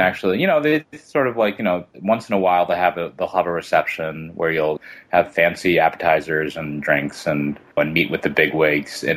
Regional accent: New York City, New York, United States; also born or lived in White Plains, New York; I grew up in Queens

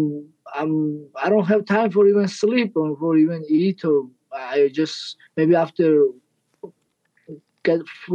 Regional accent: Georgia; English is a second language; I'm from Georgia

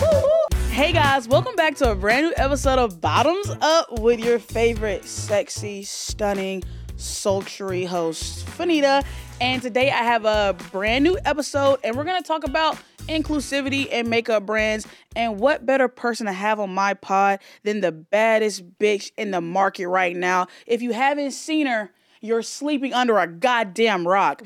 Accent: Alabama, United States; moved away; I grew up in Alabama and I went to, like, an all-white school

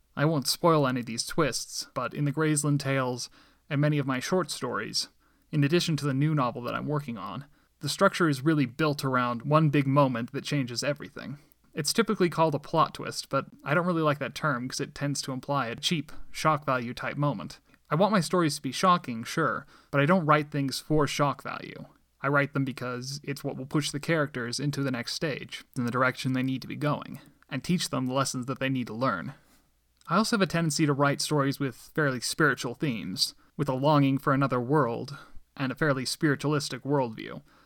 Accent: Medford, Oregon, United States; also born or lived in Littleton, Colorado; My family and I moved to Medford, Oregon shortly afterwards when I was about one and a half years old. I grew up there

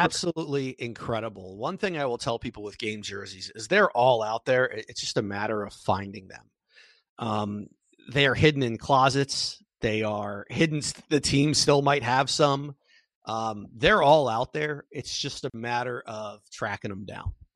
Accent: Washington, District of Columbia, United States; I grew up in the Washington, D C area

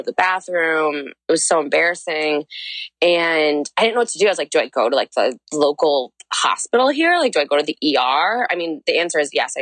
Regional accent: St. Louis, Missouri, United States; moved away as an adult; also born or lived in Oxford, Ohio; I'm like from St. Louis.

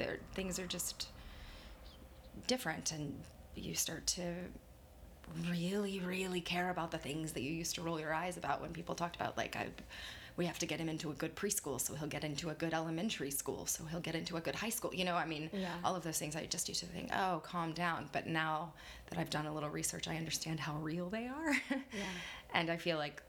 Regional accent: Texas, United States; moved away

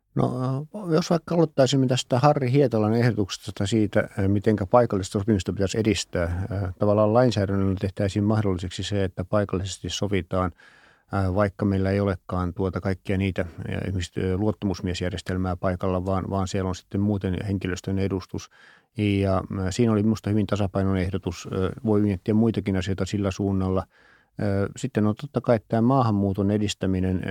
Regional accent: Ostrobothnia, Finland; Mä kun olen Pohjanmaalta

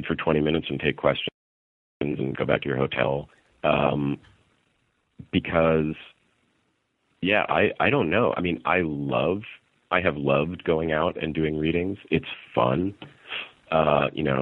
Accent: New York City, New York, United States; also born or lived in Westchester County, New York; I grew up in New York

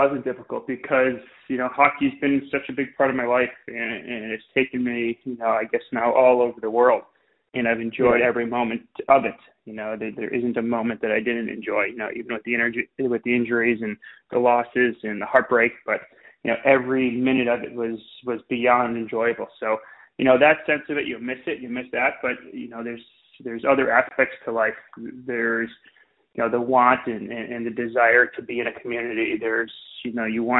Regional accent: Wilmette, Illinois, United States; now in Winnetka, United States; I grew up in Wilmette, and then started my career there playing with the Braves

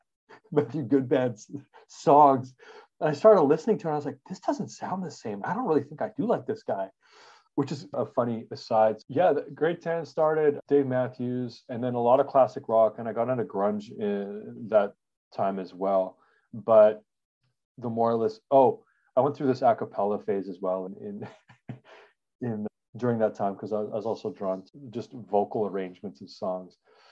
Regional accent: Regina, Saskatchewan, Canada; I grew up in, so I'm a Canadian. We grew up in Regina, Saskatchewan. It's a real place. I'm not making it up. It's a prairie town, and it gets crazy hot and crazy cold.

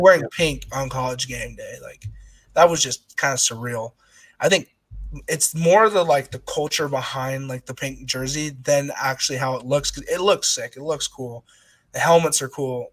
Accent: Utah, United States; moved away as an adult; now in Oregon, United States; growing up in Utah

